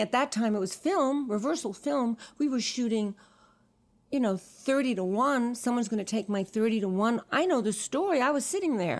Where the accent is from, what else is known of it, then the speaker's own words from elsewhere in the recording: New York City, New York, United States; I was born in New York City on Sixth Street and Second Avenue